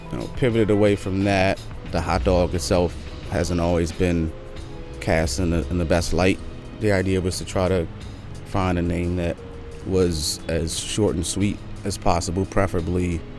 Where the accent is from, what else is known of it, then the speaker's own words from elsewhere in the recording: Washington, District of Columbia, United States; also born or lived in New York; Yeah, I grew up in Deanwood in Northeast.